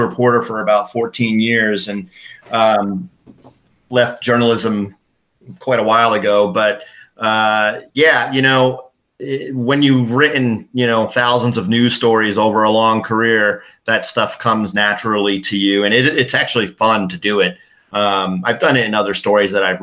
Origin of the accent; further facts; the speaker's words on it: Connecticut, United States; I grew up on the East Coast and in Connecticut, about half an hour from New York City